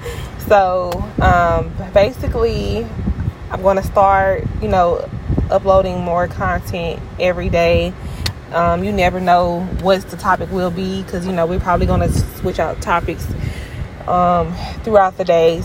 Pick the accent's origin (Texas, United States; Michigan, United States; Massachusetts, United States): Michigan, United States; Flint; now in Jackson, United States; I'm from Flint, Michigan